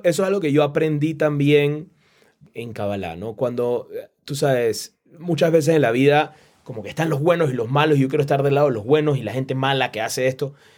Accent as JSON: {"language": "Spanish", "country": "Panama", "said": "yo soy de Panamá"}